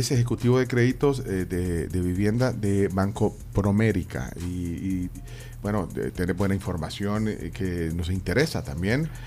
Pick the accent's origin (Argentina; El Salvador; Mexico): El Salvador; Yo soy 100% salvadoreño.